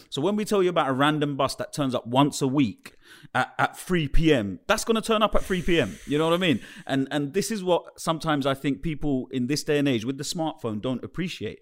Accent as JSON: {"language": "English", "region": "London", "country": "United Kingdom", "tie": "born or raised there", "said": "I was growing up in the East End of London"}